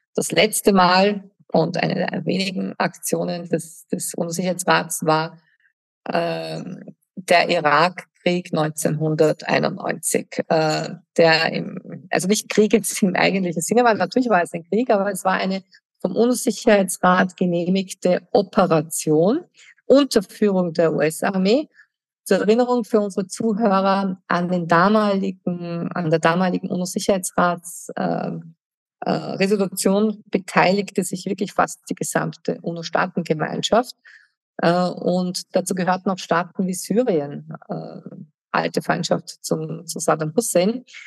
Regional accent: Germany; moved away; ich habe als Kind in Deutschland gelebt und ich habe die Friedensbewegung als Teenager mitbekommen

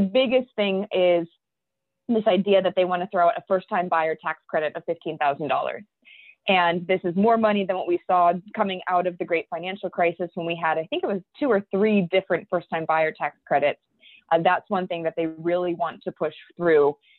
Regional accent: Cleveland, Ohio, United States; we were born and raised in Cleveland

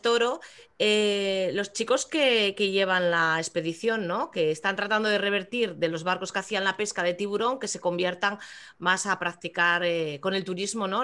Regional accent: Asturias, Spain; orgullosa como no de mi tierra

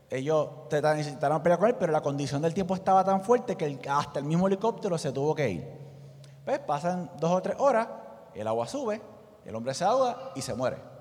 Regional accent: Puerto Rico; nosotros como puertorriqueños

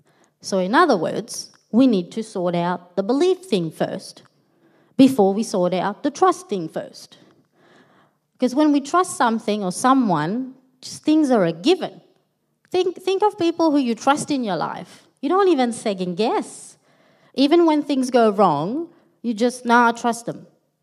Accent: Melbourne, Victoria, Australia; moved away as an adult; now in Sydney, Australia; So Stephen, my husband and I, we are originally from Melbourne. We're pretty new to Sydney.

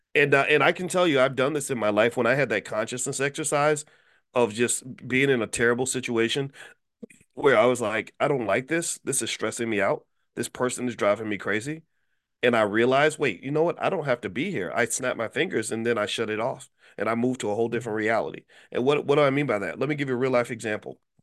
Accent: Louisville, Kentucky, United States; my hometown of Louisville, Kentucky

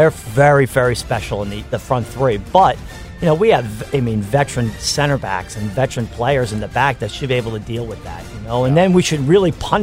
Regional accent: New Jersey, United States; I'm from New Jersey.

